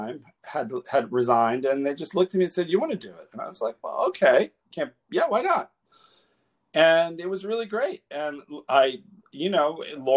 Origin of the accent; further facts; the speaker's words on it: Miami, Florida, United States; moved away; also born or lived in Atlanta; I grew up in Coconut Grove in Miami. I'm first generation Cuban American.